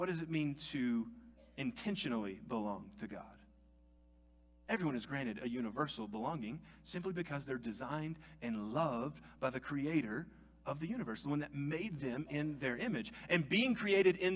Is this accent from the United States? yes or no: yes; United States; I was born in America. I grew up saying the Pledge of Allegiance every day in school.